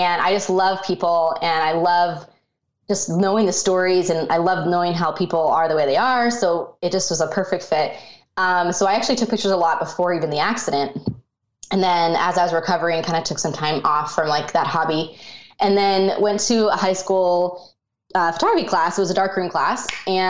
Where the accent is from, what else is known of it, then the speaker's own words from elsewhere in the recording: Colorado, United States; I grew up in Colorado, and that's kind of where my childhood was.